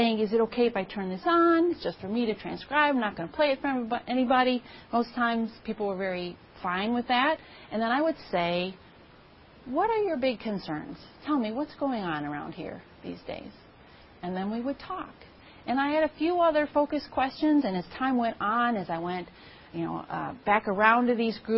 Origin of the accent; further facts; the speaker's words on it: Grafton, Wisconsin, United States; also born or lived in Madison, Wisconsin; I grew up in Grafton, Wisconsin, which is technically 21 miles north of Milwaukee.